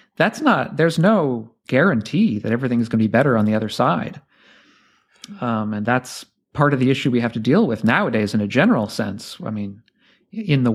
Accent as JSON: {"language": "English", "country": "United States"}